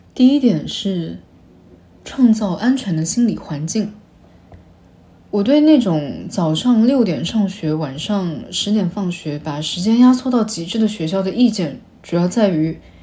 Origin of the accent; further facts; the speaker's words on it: a small city in East China, China; 我自己是华东的一个小城市的普通高中出来的，在当地当然是重点高中